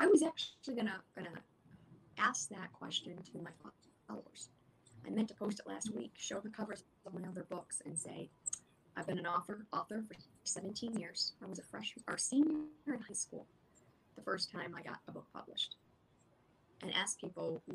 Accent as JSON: {"language": "English", "region": "Illinois", "country": "United States", "tie": "born or raised there", "said": "my home state here in Illinois, where I still live"}